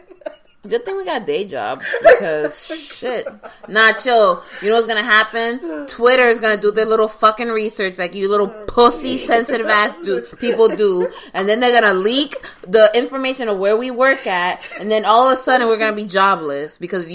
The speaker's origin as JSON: {"language": "English", "region": "New York", "country": "United States", "said": "No, listen, as a New Yorker, I can make that joke."}